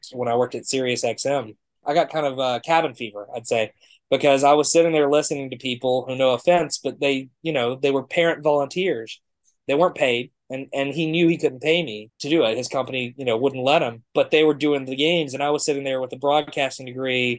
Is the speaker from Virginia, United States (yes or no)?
yes; Abingdon, Virginia, United States; I was getting to do it in my hometown, which was really neat. I was doing commentary for Abingdon High School